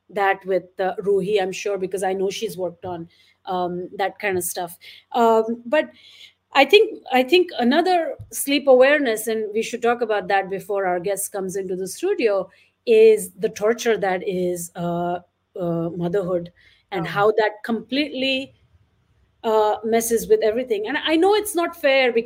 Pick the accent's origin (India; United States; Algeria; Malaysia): India; Mumbai, Maharashtra; I grew up in Bombay in an apartment